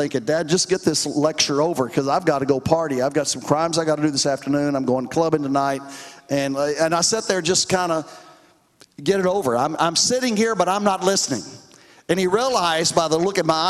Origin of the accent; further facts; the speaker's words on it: Dallas, Texas, United States; also born or lived in Roswell, New Mexico; I grew up in Dallas